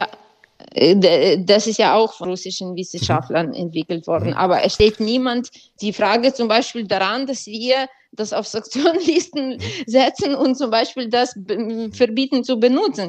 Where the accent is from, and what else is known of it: Ukraine; moved away